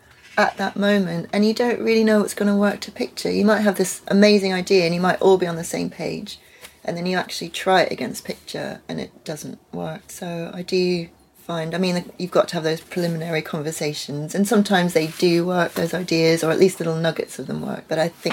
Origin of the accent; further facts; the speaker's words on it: Netherlands; when I was growing up in Holland at the British school, I felt British because all of my cultural... education, I guess, or just influences were all British.